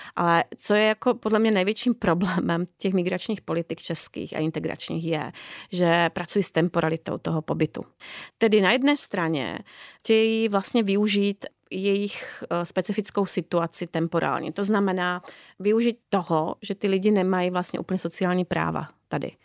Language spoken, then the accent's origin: Czech; Slovakia; now in Czech Republic; já pocházím ze Slovenska